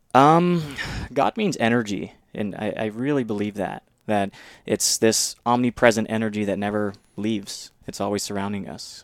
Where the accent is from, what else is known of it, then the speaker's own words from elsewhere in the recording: Mississippi, United States; moved away; from a very young age, even I was different from the local community in Mississippi because, um, just the environment in which I was raised